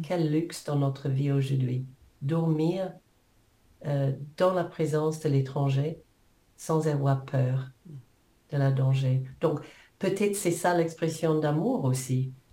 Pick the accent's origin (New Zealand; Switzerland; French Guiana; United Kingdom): New Zealand; French is a second language; moved away as an adult; now in France; je, suis née en Nouvelle-Zélande il y a quelques années.